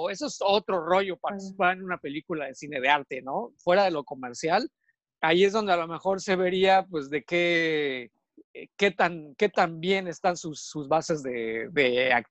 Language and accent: Spanish; Mexico City, Mexico; pasé ahí toda mi niñez y mi adolescencia en Cuapa.